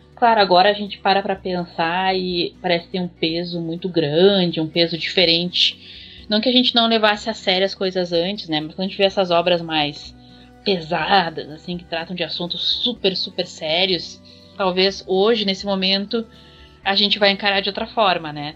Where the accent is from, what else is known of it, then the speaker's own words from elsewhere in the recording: Rio Grande do Sul, Brazil; eu sou do Rio Grande do Sul